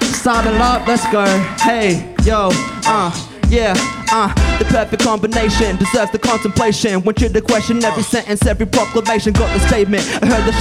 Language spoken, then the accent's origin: English; Logan City, Queensland, Australia; I was born and raised in Logan City, on Newganbeh country.